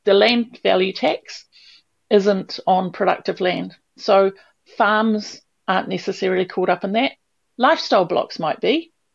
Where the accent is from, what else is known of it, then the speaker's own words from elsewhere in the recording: Wellington, New Zealand; moved away as an adult; I grew up in Wellington in the city with buses every seven minutes out, out the door.